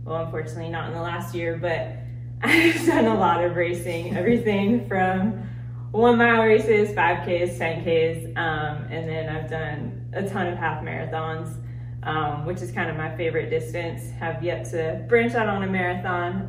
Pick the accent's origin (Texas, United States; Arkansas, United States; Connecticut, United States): Texas, United States; Dallas; moved away as an adult; also born or lived in Boston, Massachusetts; moved back to Dallas. So I'm super happy to be here now, back with my family and just back in my hometown